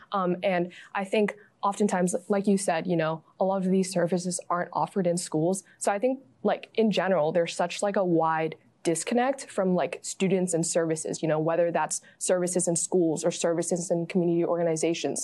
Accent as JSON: {"language": "English", "town": "San Francisco", "region": "California", "country": "United States", "tie": "born or raised there", "said": "growing up in the Bay View and the Excelsior"}